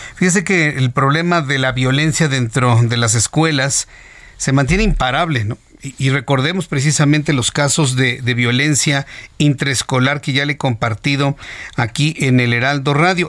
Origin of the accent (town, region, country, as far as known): Mexico